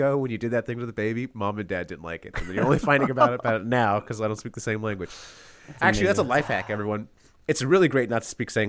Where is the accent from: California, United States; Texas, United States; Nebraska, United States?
California, United States; I'm from California. I love In-N-Out.